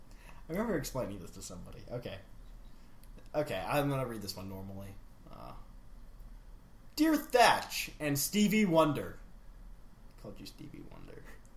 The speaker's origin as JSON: {"language": "English", "country": "Australia", "lives_now": "United States", "said": "I think you should know I am from Australia."}